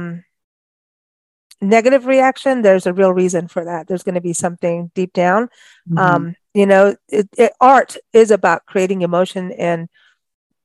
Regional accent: South Africa; moved away; I grew up in South Africa

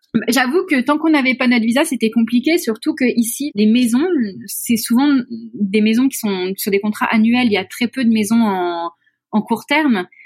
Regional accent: France; now in Mauritius; nous, en tant que Français, Européens

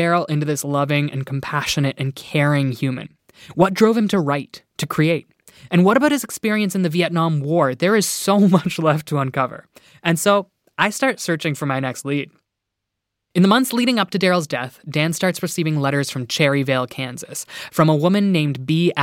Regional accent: Iona, Nova Scotia, Canada; a tiny little town called Iona, my hometown, hundreds of kilometers away on Cape Breton Island in Nova Scotia

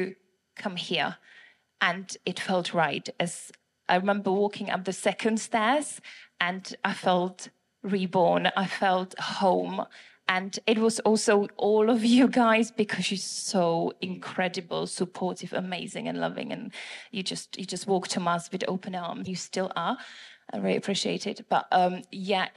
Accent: Prague, Czechia; moved away as an adult; now in England, United Kingdom; my accent is from Prague, Czech Republic

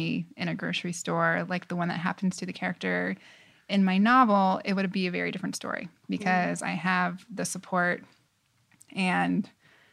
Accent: Tucson, Arizona, United States; moved away as an adult; also born or lived in Los Angeles, California / New York City; I was born in Los Angeles, but I moved to Tucson, Arizona when I was 7, and that's definitely where I consider home

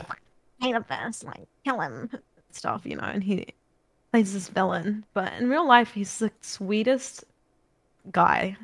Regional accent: New Zealand; accent: New Zealand; now in Australia; I've got a New Zealand accent, but my accent's not that strong

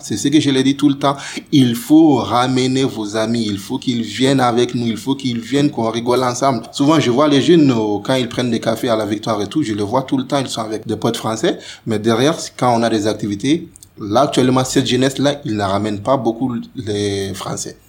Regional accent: Mali; moved away as an adult; now in France; quand on a quitté le Mali

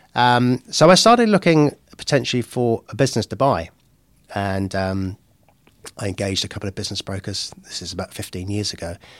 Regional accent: Henley-on-Thames, South East England, United Kingdom; moved away as an adult; now in Bay of Plenty, New Zealand; I'm originally from the U K. Um, so I'm at a little place called Henlion's Hems in Oxfordshire

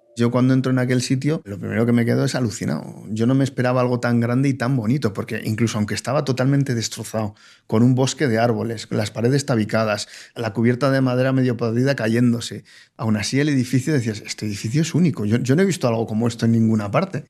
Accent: Bilbao, Basque Country, Spain; soy de Bilbao

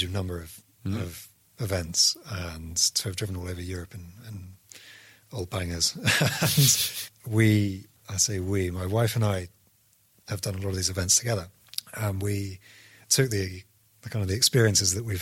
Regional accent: United Kingdom; we're British

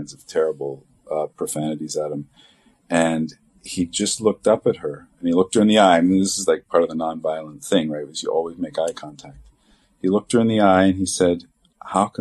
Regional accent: Canada; moved away as an adult; now in Atchison, United States; I'm just a Canadian white kid

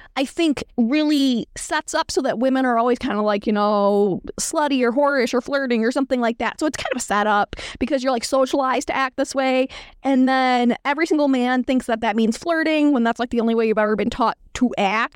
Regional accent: New York, United States; I'm from New York State

